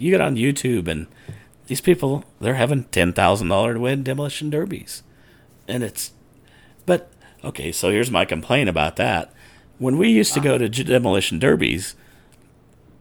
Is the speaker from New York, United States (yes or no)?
no; Guymon, Oklahoma, United States; I grew up in Guymon. I'm a Guymon Tiger